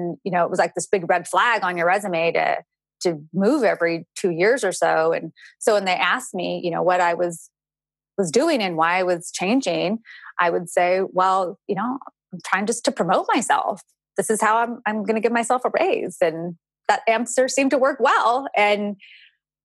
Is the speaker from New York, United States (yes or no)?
no; California, United States; moved away as an adult; also born or lived in Georgia; I'm originally from California. I stayed in Georgia for another year. And then after that, I moved back to my hometown in California